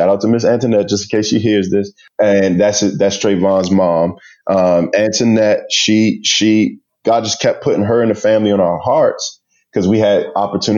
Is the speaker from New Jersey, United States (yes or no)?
no; Prince George's County, Maryland, United States; growing up in Prince George's County, it's predominantly Black